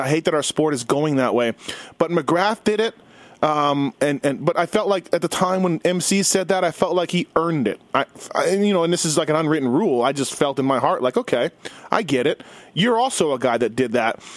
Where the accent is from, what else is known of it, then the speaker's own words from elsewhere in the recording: Canada; I'm Canadian